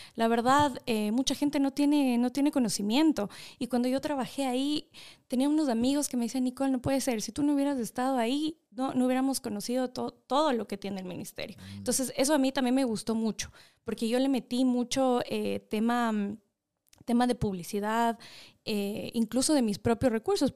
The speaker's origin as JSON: {"language": "Spanish", "town": "Quito", "region": "Pichincha", "country": "Ecuador", "tie": "born or raised there", "also_born_or_lived": "Los Angeles, United States / Chino Hills, United States / Maryland, United States", "said": "Nací en Los Ángeles. Mis papás fueron, bueno, migrantes en su tiempo, se fueron del Ecuador a trabajar allá y por cosas de la vida terminé, pues nací allá y me tuvieron allá y me crié, la verdad estuve hasta los 5, seis años, regresé al Ecuador, estudié acá"}